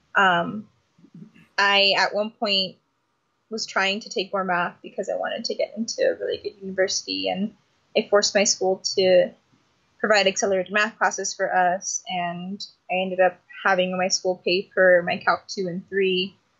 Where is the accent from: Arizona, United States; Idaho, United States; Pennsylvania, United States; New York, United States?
Arizona, United States; Phoenix; I was born and raised in Phoenix, Arizona. Still living and organizing here